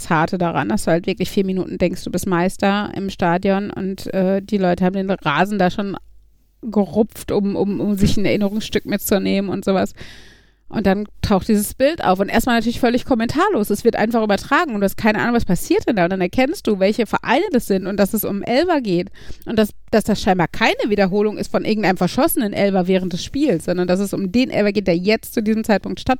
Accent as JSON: {"language": "German", "region": "North Rhine-Westphalia", "country": "Germany", "tie": "born or raised there", "said": "mein Wohnort also da, wo ich aufgewachsen bin, näher am Parkstadion gewesen als die Gelsenkirchener Innenstadt. Weil okay. die Arena ist ja eher Gelsenkirchen-Bur und Bur ist halt direkt neben Gladbeck."}